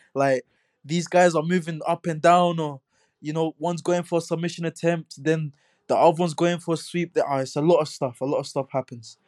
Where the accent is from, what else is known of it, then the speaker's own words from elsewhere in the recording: London, United Kingdom; growing up in Hackney